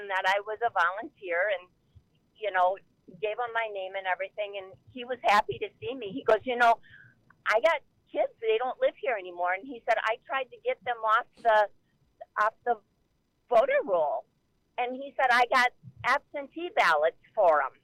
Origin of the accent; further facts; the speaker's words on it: Wisconsin, United States; moved away; I'm from Wisconsin, but I haven't lived there in probably 30 years